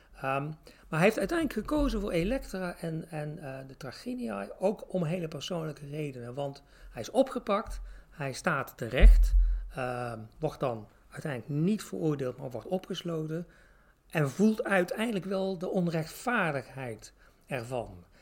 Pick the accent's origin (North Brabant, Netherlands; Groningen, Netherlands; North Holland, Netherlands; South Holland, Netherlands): North Brabant, Netherlands; Tilburg; accent: Brabantse tongval; ik kom zelf uit Tilburg, dus ik vrij Brabantse tongval